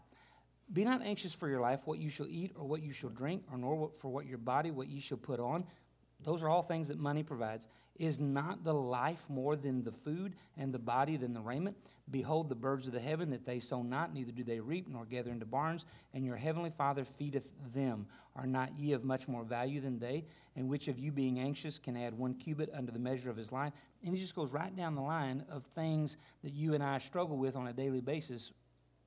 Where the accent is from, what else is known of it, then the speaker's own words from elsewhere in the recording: United States; us as American Christians